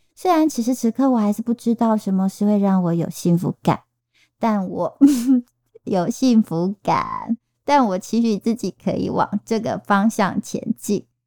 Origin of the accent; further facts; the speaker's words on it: Taiwan; accent: Taiwanese Mandarin (台湾国语); 我发现我现在开始有点台湾国语